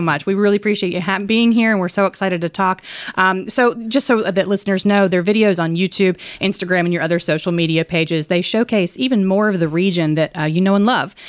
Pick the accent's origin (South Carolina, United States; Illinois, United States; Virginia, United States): Virginia, United States; Danville; now in Roanoke, United States; I'm from Danville, so right down the road, not, not terribly far, but far enough that Roanoke was the big city for me growing up.